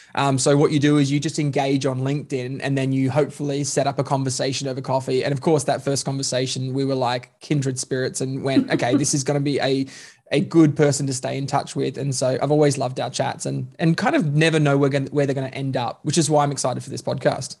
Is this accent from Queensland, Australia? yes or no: yes; Queensland, Australia; now in Melbourne, Australia; I'm Queenslander by birth, um, Melbourneian by choice